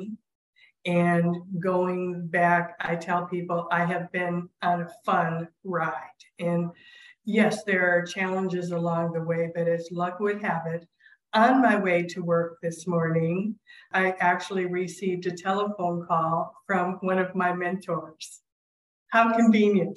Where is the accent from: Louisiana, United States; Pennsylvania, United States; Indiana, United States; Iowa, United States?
Iowa, United States; Clinton; first language sign language; English is a second language; both my brother and I learned how to speak at Mount St. Clair Academy in Clinton, Iowa